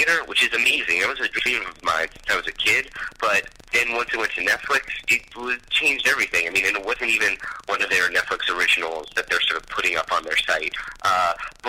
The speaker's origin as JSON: {"language": "English", "town": "New York City", "region": "New York", "country": "United States", "tie": "born or raised there", "said": "Dane and I grew up in New York City, went to the same high school together"}